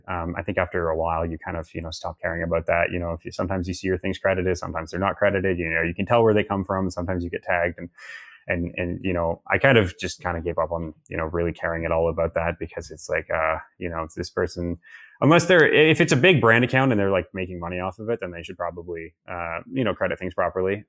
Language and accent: English; Toronto, Ontario, Canada; I grew up in Toronto